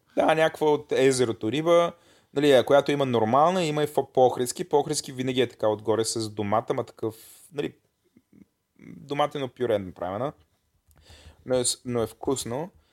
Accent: Bulgaria; съм българин

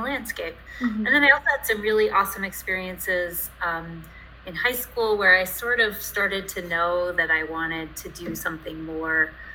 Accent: Chicago, Illinois, United States; moved away as an adult; also born or lived in Colorado; I grew up outside of Chicago, was born there and raised there in a suburb 20 miles west

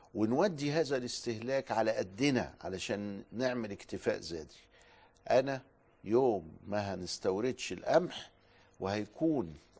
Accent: Upper Egypt, Egypt; عندنا في الصعيد من لهجتنا

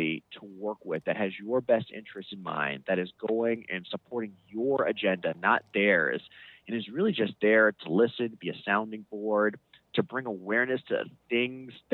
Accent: United States; also born or lived in Northern Virginia; We grew up in the Washington, D.C. area.

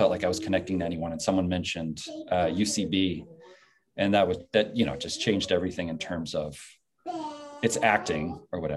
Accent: Texas, United States; born there; also born or lived in Ohio; I was born in Texas.

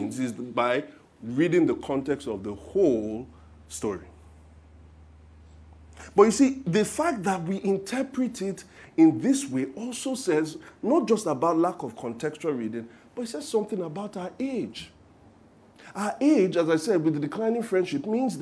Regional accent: Nigeria; being Nigerian Christians

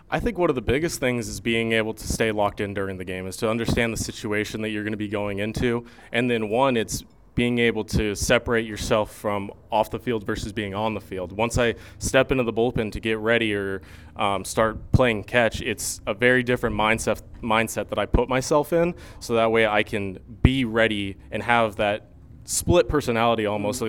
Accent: Arizona, United States; moved away as an adult; now in Fremont, United States; I had spent most of my life growing up in Arizona

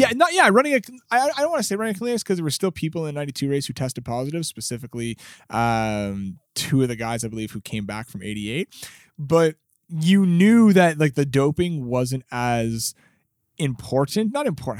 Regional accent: Canada; we're Canadian

